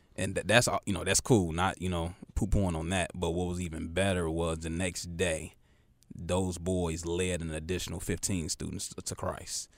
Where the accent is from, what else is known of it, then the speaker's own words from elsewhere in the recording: Chicago, Illinois, United States; now in Charlotte, United States; super Chicago pride